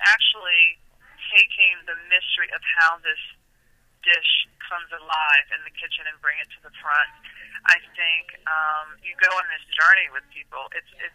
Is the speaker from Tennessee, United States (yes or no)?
yes; Nashville, Tennessee, United States; moved away; I'm from Nashville, Tennessee, originally